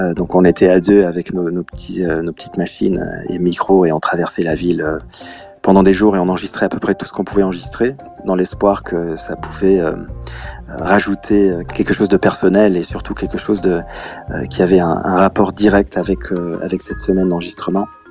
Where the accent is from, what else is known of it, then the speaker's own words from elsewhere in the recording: Luxembourg; Moi, je suis du Luxembourg. Euh, Tokyo est plus grand que mon pays